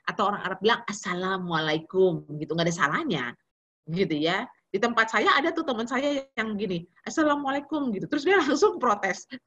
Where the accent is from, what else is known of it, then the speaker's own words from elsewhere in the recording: North Sumatra, Indonesia; Kita orang Batak ya, jadi muda emosi ya.